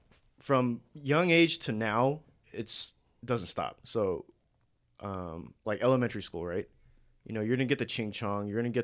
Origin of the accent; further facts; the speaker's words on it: United States; Because I'm still an American, you know what I'm saying?